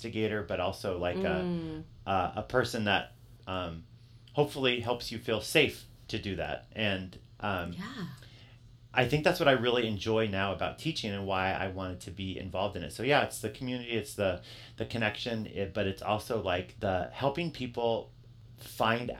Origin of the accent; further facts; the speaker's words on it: Yakima, Washington, United States; I grew up in in Yakima, and I grew up in a school district that both my sisters, who are older than me, they both graduated from